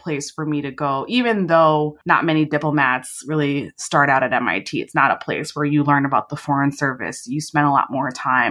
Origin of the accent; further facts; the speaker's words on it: New York City, New York, United States; also born or lived in London; I was born and raised in New York. I grew up in Queens, New York City for the first 12 years of my life before we moved upstate to upstate New York